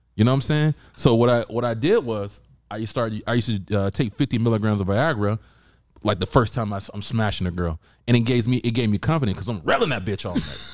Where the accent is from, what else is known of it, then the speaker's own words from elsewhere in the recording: Georgia, United States; I'm from the South.